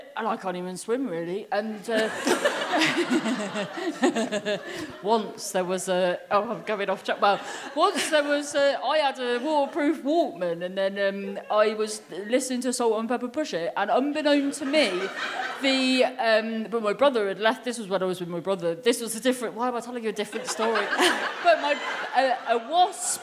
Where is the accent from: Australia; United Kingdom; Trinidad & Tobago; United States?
United Kingdom; Cornwall, South West England; I'm from Cornwall